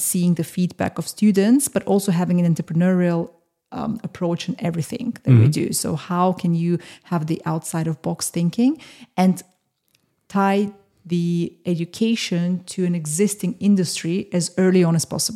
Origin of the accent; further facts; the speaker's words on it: Austria; now in London, United Kingdom; growing up in Austria